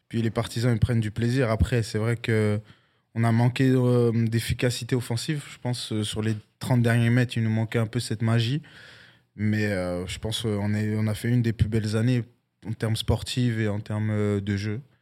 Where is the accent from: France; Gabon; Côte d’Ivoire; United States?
France; now in Canada; c'est une expression de chez moi en France, tu vois.